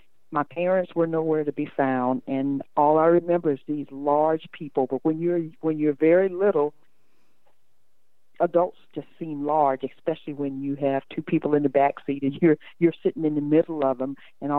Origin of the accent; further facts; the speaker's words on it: Michigan, United States; I'm originally from Michigan. I was born in 1953.